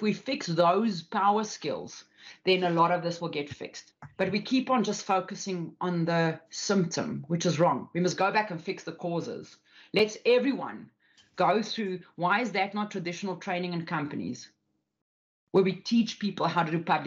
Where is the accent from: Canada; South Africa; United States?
South Africa; especially me as a South African. I'm Afrikaans as well, which is a very, very like farmers type, like a woman's got a place, okay, and a man's got his place. Grew up in those environments.